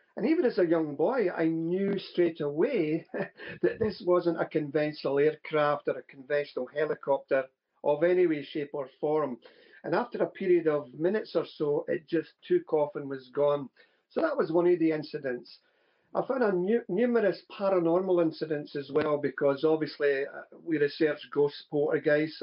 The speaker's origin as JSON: {"language": "English", "region": "Scotland", "country": "United Kingdom", "tie": "born or raised there", "said": "growing up in Scotland"}